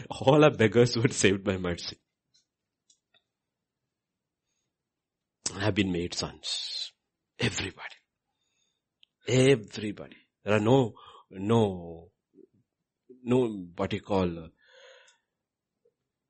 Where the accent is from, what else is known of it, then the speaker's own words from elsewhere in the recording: India; moved away as an adult; I'm Indian